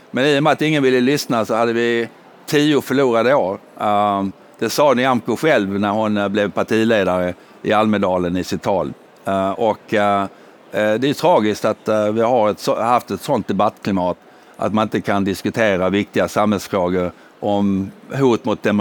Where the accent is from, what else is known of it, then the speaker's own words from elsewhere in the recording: United Kingdom; now in Sweden; jag kommer dock från Storbritannien där man lindar in mycket.